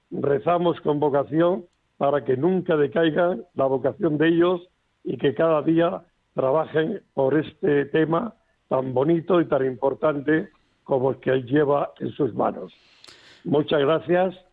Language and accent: Spanish; Orihuela, Valencian Community, Spain; now in Alicante, Spain; vivo en Alicante, pero soy nacido en Orihuela.